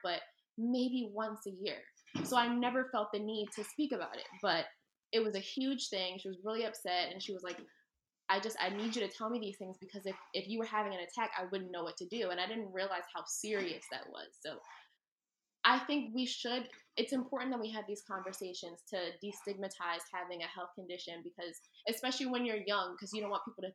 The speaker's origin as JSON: {"language": "English", "town": "Philadelphia", "region": "Pennsylvania", "country": "United States", "said": "I'm obviously from Philly"}